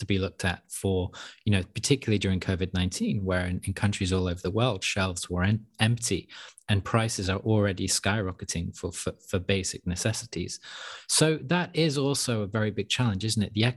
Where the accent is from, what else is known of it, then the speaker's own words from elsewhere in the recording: United Kingdom; also born or lived in Europe; I'm British, but I'm also European. So I've grew up in Europe to some extent